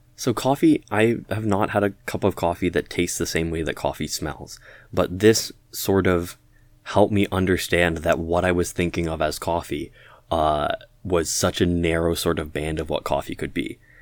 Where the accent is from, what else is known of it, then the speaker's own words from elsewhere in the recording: Toronto, Ontario, Canada; the Toronto area, sort of G T